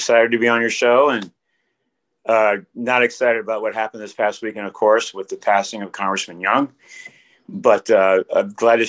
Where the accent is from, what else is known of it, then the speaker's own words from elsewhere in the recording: Miami, Florida, United States; moved away as an adult; also born or lived in Rochester, New York; now in Alaska, United States; I first came to Alaska in 1980. I'm originally from Miami.